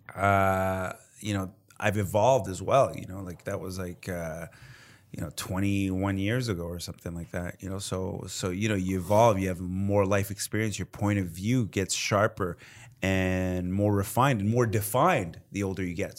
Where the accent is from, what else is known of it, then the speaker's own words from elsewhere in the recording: Montreal, Quebec, Canada; as a Canadian, you know, from Montreal